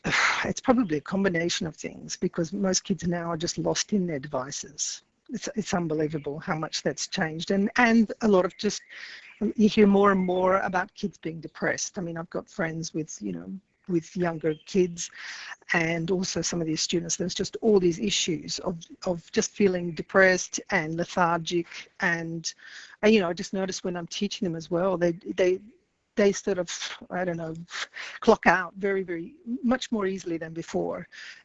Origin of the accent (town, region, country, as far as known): Australia; also born or lived in Paris, France; now in Italy